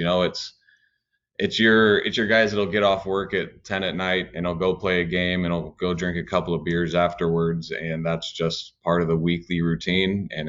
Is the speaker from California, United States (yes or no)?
yes; Sonoma County, California, United States; I grew up in Sonoma County